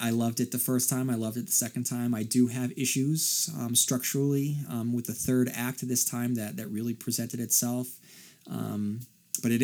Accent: Port Hope, Ontario, Canada; to hear your thoughts on the town they used for Derry, Port Hope, Ontario. Port Hope happens to be my hometown.

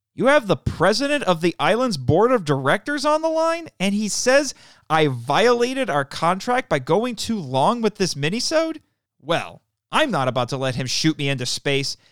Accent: Indiana, United States; my home state of Indiana

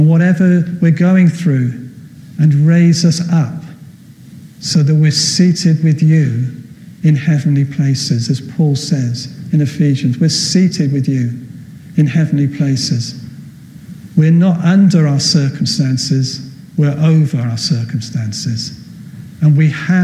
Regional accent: Wales, United Kingdom; I'm from Wales

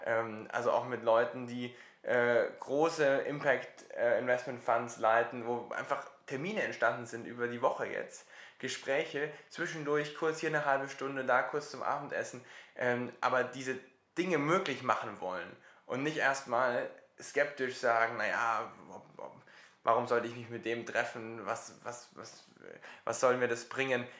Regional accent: Germany; bei uns in Deutschland

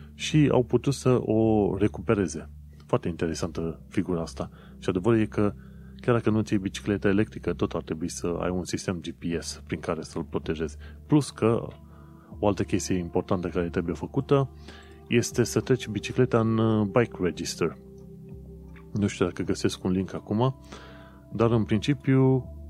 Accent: Romania; now in London, United Kingdom

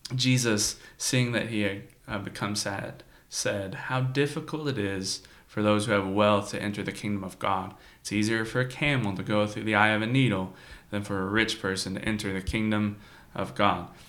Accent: United States; as Americans

